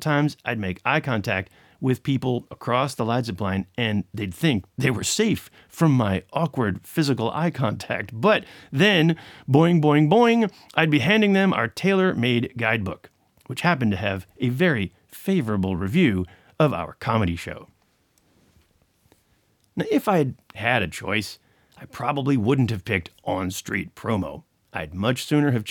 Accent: Chicago, Illinois, United States; moved away as an adult; also born or lived in Amsterdam, Netherlands; now in Netherlands; my home country was winter in Chicago

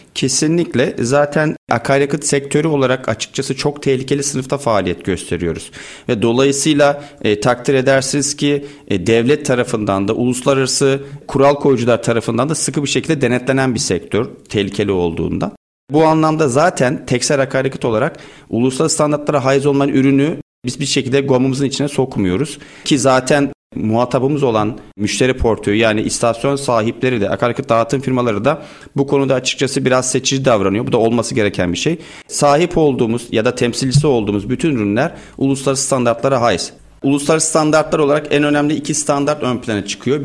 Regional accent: Bafra, Samsun, Turkey; now in Istanbul, Turkey; Samsun Bafralıyım. Yaklaşık 24 yıldır İstanbul'dayım.

